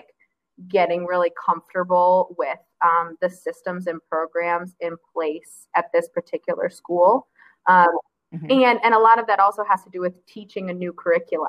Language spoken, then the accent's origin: English; Grand Rapids, Michigan, United States; I grew up near Grand Rapids, which is a small city